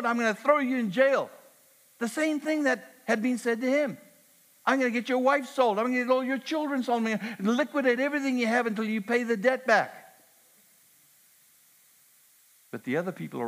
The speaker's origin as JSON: {"language": "English", "country": "Canada", "said": "I'm Canadian"}